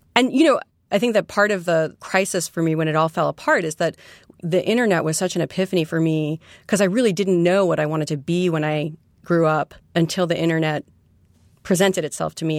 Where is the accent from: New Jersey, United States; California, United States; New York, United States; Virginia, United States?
New York, United States; New York City; born or raised there; also born or lived in West Coast